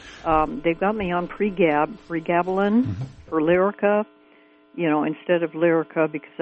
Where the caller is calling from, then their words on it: Fort Bragg, California, United States; Hi, I'm from Fort Bragg